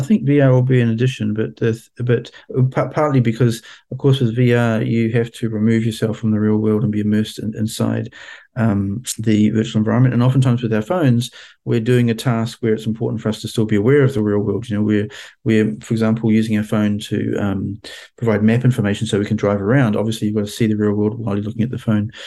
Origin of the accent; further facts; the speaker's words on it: New Zealand; moved away as an adult; also born or lived in Washington, United States; my home country of New Zealand